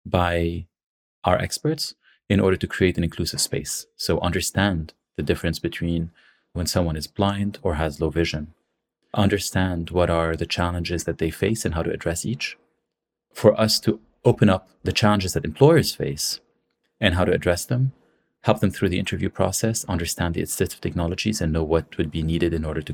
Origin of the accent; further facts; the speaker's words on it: Lebanon; also born or lived in San Francisco; I'm from Lebanon.